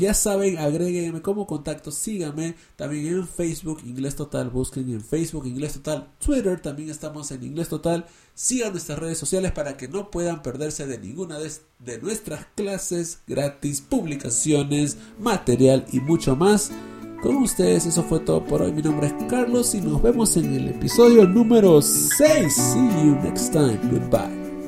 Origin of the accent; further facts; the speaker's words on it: Peru; Yo soy peruano